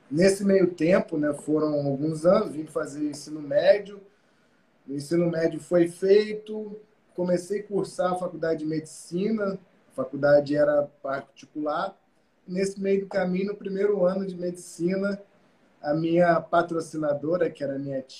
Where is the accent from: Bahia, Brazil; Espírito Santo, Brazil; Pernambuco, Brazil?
Espírito Santo, Brazil; Cachoeira Mirim; now in Rio de Janeiro, Brazil; Sou capixaba, do interior do Espírito Santo, uma cidade chamada Cachoeira Mirim. Atualmente moro, atualmente há 17 anos, moro no Rio.